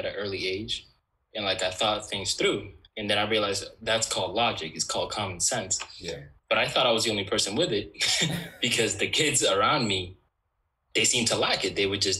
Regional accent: New York City, New York, United States; Growing up in New York City though, you're not really like exposed to like.

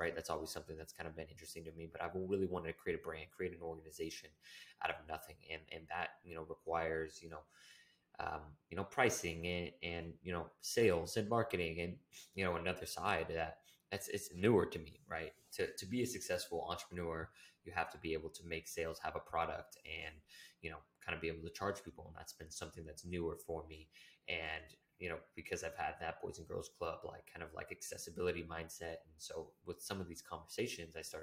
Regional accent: Humboldt County, California, United States; moved away; I'm from Humboldt County, which is a really small area in, you know, the United States

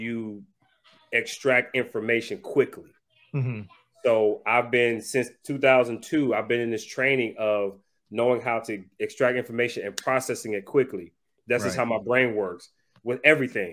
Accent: Ohio, United States; now in Atlanta, United States; I'm originally from Ohio

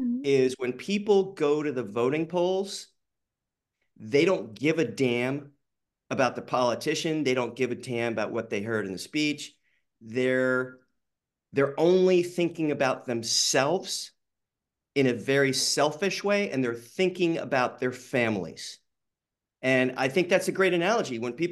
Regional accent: the South, United States; I grew up in the South for a few years.

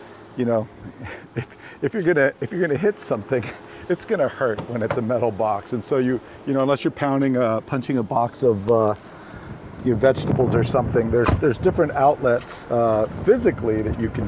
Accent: Sacramento, California, United States; I grew up in Sacramento, so as one Sactown kid to another

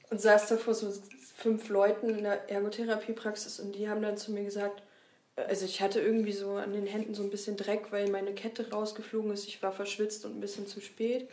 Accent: Lüneburg, Lower Saxony, Germany; moved away as an adult; also born or lived in Weimar; now in Leipzig, Germany; ursprünglich komme ich aus Lüneburg

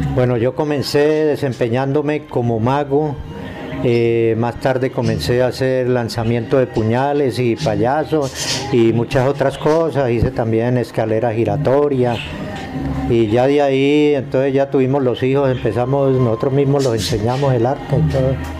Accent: Mesa de los Santos, Santander, Colombia; now in Girón, Colombia; Yo nací en, la Mesa de los Santos, Santander.

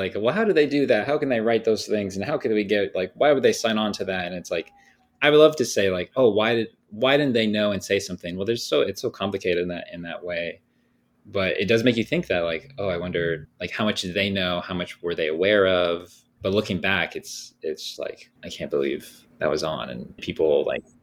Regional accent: Thousand Oaks, California, United States; I grew up in Thousand Oaks, California

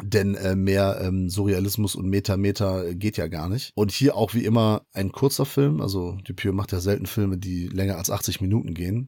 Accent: Portugal; ich bin Portugiese

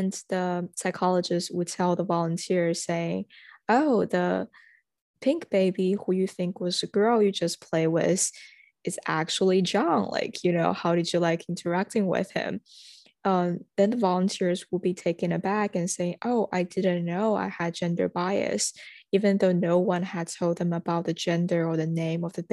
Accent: China; now in United States; I am international student from China.

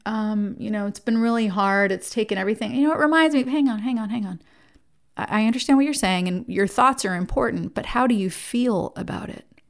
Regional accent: Jersey Shore, New Jersey, United States; I was raised in New Jersey. I grew up on the Jersey Shore

